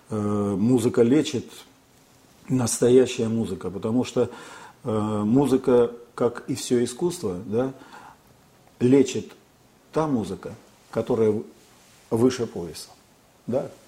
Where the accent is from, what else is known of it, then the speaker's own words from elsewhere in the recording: Barnaul, Altai Krai, Russia; Ну, я коренной алтаец, родился, вырос в городе Барнауле